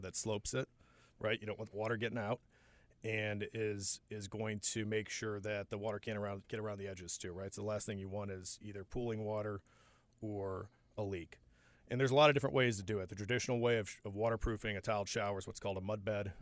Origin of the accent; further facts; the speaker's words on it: Upper Peninsula of Michigan, United States; moved away as an adult; also born or lived in Seattle / Ohio; now in Charlotte, United States; Upper Peninsula, both the wife and I f, from elementary school on through high school.